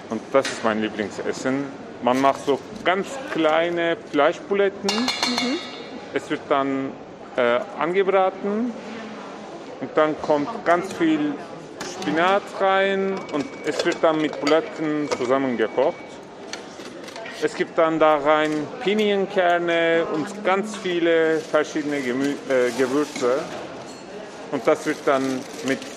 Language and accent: German; Turkey; now in Germany; Und ich komme aus der Türkei